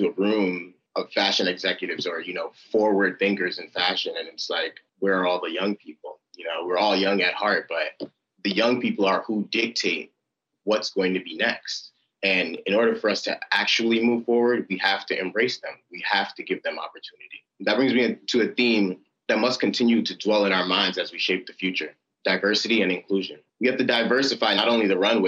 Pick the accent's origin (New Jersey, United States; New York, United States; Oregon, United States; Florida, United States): New York, United States; New York City; As a second of five children born from Nigerian immigrants, I grew up in Clinton Hill, Brooklyn